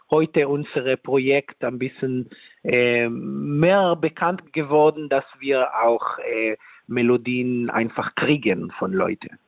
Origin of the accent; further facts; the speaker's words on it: Israel; German is a second language; ich komme aus Israel selber. Ich bin selber auch eine dritte Generation von Holocaust-Uberlebende. Und äh, in Israel, ich habe einfach vorher gefragt, viele Freunde, viele Familien